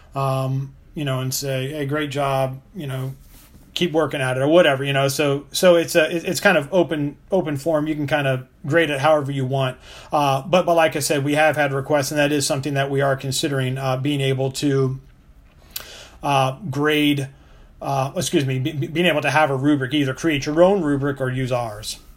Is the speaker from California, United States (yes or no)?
no; Richmond, Virginia, United States; my, my hometown of Richmond, Virginia